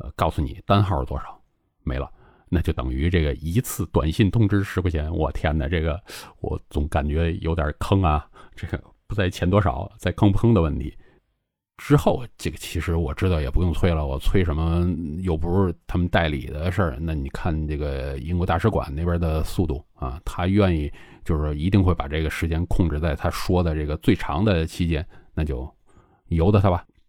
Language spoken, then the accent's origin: Chinese; China; now in Guangzhou, China; 作为一个中国人啊，现在我生活在广州